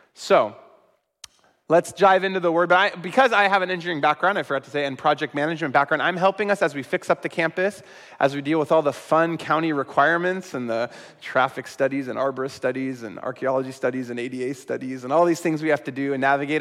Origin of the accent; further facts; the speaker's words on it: Sacramento, California, United States; my hometown of Sacramento